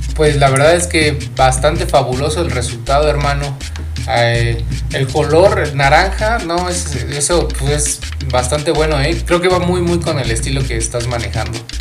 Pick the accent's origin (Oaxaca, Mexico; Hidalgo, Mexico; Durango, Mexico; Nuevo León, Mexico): Hidalgo, Mexico; Pachuca; yo soy de acá de Pachuca